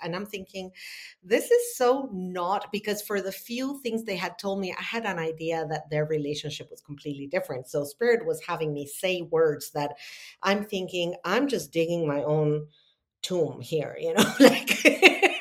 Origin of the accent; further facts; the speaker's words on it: Argentina; moved away as an adult; also born or lived in Italy; now in United States; I'm born and raised in Argentina.